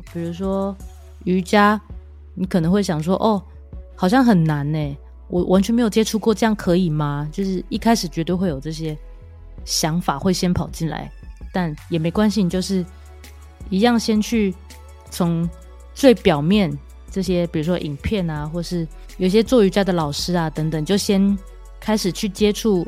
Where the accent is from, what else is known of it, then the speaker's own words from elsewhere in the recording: Kaohsiung, Taiwan; now in Taipei, Taiwan; 因为我是高雄人，所以我时不时会回家一下